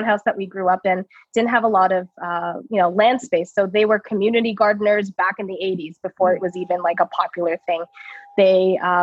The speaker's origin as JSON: {"language": "English", "town": "Toronto", "region": "Ontario", "country": "Canada", "tie": "born or raised there", "said": "I was born and raised in Toronto"}